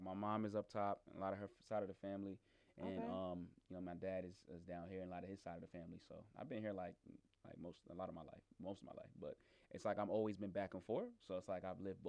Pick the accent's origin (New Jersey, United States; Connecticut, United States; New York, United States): New York, United States; Cambria Heights; now in Atlanta, United States; I'm from Queens, New York, man. I'm from Cambria Heights.